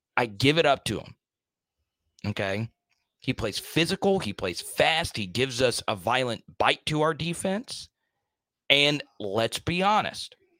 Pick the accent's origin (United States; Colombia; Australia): United States; the South; I'm from the South